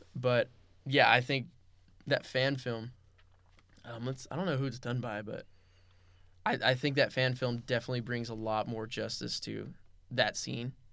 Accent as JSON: {"language": "English", "town": "Los Angeles", "region": "California", "country": "United States", "tie": "born or raised there", "moved": "as an adult", "lives_now": "Camarillo, United States", "said": "I was born and raised in the San Fernando Valley"}